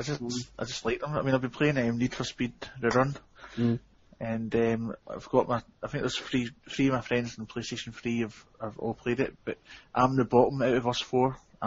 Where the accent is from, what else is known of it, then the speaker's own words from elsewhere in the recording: Scotland, United Kingdom; We call them Neds up here in Scotland.